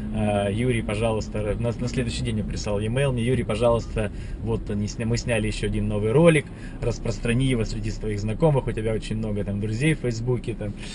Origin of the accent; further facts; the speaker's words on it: Russia; я вот как россиянин